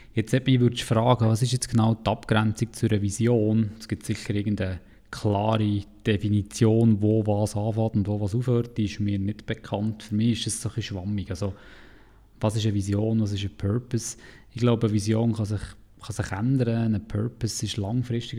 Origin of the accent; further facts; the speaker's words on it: Interlaken, Bern, Switzerland; dort, wo ich herkomme, in Interlaken